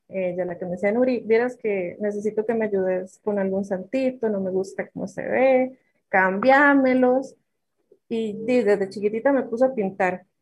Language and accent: Spanish; Sarchí, Alajuela, Costa Rica; also born or lived in Grecia, Costa Rica / Nandayure, Costa Rica; soy de Sarchi, eh, nací, nací en Grecia, mis padres son griegos, pero mis raíces son sarchiseños